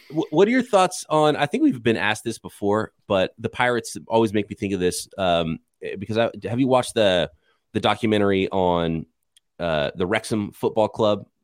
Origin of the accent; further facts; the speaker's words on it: California, United States; growing up in California, my family was San Francisco forty-niners